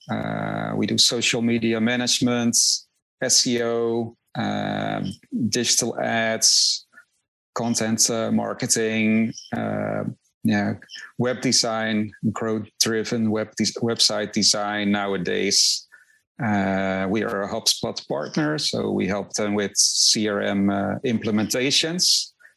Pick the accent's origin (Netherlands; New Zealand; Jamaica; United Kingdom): Netherlands; moved away as an adult; also born or lived in Rotterdam; now in Miami, United States; I'm originally from the Netherlands, so uh, I, I, yeah I lived in uh, in Rotterdam